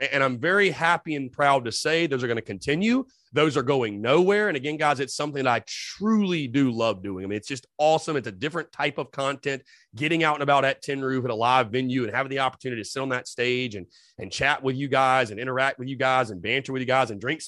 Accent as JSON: {"language": "English", "town": "North Augusta", "region": "South Carolina", "country": "United States", "moved": "yes", "said": "I am from North Augusta"}